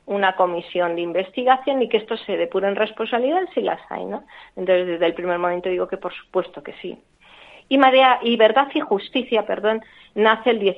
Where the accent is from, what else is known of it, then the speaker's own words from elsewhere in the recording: Madrid, Community of Madrid, Spain; para que en Madrid, en este caso, porque nosotros somos de Madrid, esa investigación se lleva a cabo